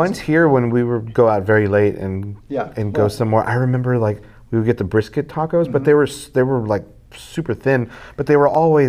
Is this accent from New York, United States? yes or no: no; Texas, United States; you grew up growing up in South Texas, tacos are a big part of everyone's culture, but it's really breakfast tacos.